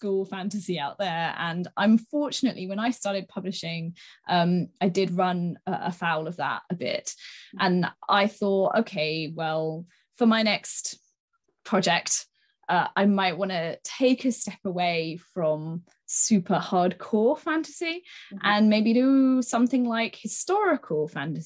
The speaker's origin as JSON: {"language": "English", "town": "Sidmouth", "region": "South West England", "country": "United Kingdom", "tie": "born or raised there", "said": "my hometown in Sidmouth in East Devon"}